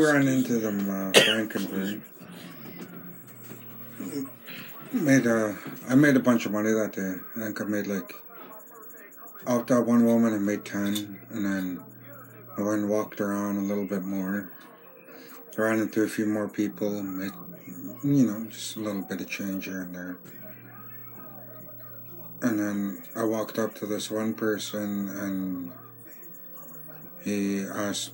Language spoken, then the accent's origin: English; Greenville, British Columbia, Canada; also born or lived in Terrace, British Columbia; I live in Greenville, BC. I'm originally from Greenville, BC.